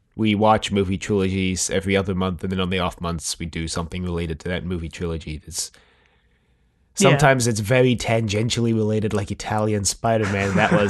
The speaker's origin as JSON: {"language": "English", "country": "South Africa", "accent": "South African and American blend", "moved": "yes", "lives_now": "United States", "said": "so that's why my accent is, I mean, it's not like strictly South African. It's like this weird kind of blend between South African and American."}